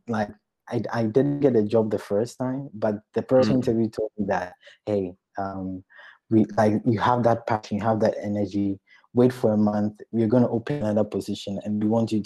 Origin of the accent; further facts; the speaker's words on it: Ghana; moved away; I come from Ghana